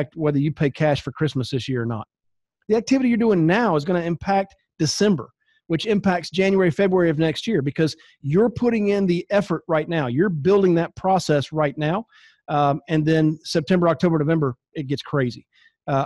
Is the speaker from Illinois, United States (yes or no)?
no; North Carolina, United States; I grew up in North Carolina